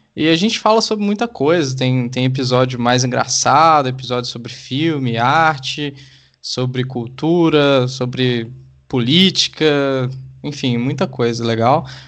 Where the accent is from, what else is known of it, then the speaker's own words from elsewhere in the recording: Sete Lagoas, Minas Gerais, Brazil; eu cresci em Sete Lagoas